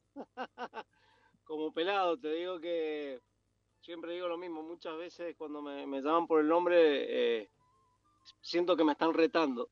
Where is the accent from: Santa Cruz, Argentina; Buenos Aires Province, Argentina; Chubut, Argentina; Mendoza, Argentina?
Mendoza, Argentina; yo nací en Mendoza, me crié en Mendoza